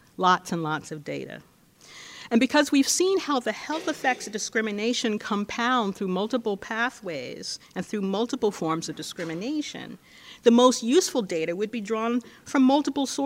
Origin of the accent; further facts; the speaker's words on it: California, United States; my home state of California